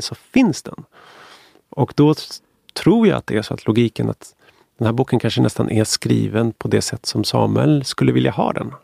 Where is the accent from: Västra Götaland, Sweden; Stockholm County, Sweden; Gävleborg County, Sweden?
Stockholm County, Sweden; Stockholm; jag är född och uppvuxen i Stockholm